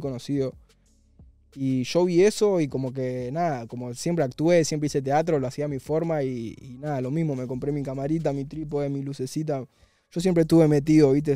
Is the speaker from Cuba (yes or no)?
no; Buenos Aires, Argentina; la plaza de, la boca, del barrio de, donde yo nací